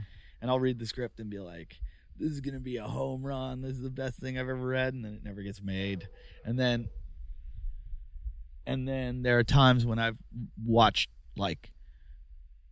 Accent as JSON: {"language": "English", "country": "United States", "said": "I'm American"}